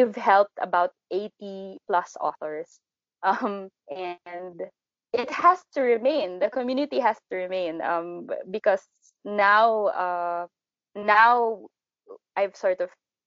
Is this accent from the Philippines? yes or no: yes; Philippines; we're Filipino authors